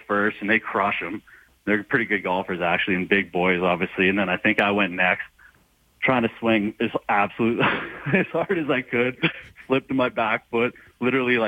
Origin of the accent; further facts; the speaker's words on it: Weyburn, Saskatchewan, Canada; also born or lived in Moose Jaw; I was born in Weyburn. We moved to Moose Jaw for like 5 years